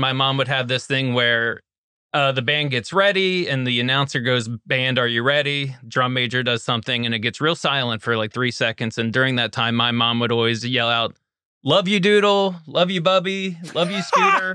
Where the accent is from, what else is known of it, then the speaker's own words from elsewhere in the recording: Hagerstown, Maryland, United States; Hagerstown, Maryland